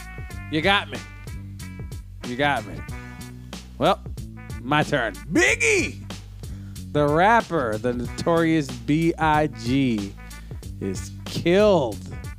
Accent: New York, United States; In New York, you know what the cool part about being a New Yorker was?

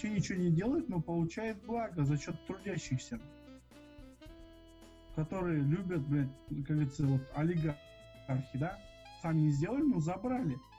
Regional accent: Germany; Да, я немец.

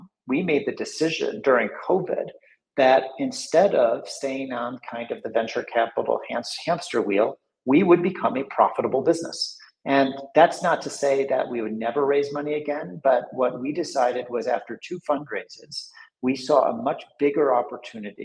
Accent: United States; moved away; I'm originally American

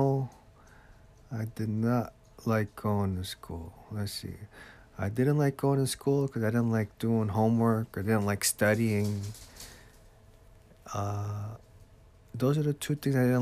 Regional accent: Jersey City, New Jersey, United States; now in Egg Harbor Township, United States; I grew up in Jersey City, New Jersey.

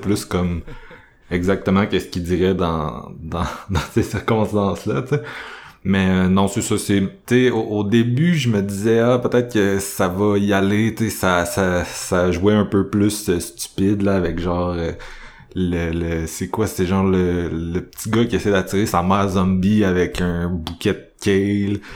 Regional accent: Quebec City, Quebec, Canada; je viens de Québec.

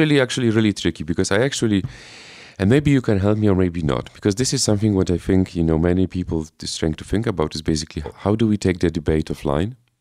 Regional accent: Poland; I am from Poland

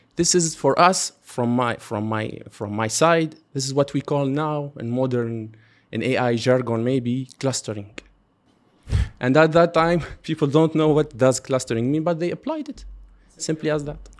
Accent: Tunisia; now in Qatar; I'm from Tunisia. We are actually both Tunisian.

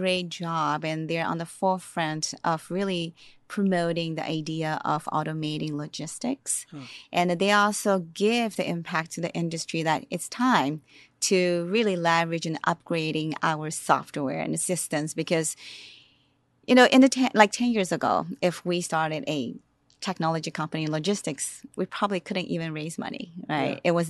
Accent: Shanghai, China; born there; I was born in Shanghai.

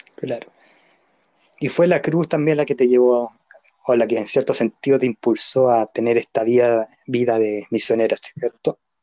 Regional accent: Chile; nosotros acá en Chile

